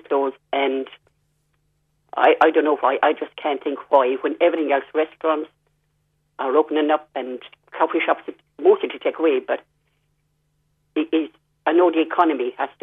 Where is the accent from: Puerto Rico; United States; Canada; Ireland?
Ireland; Limerick, Munster; moved away; also born or lived in London, England; I come from Limerick, and we have a church there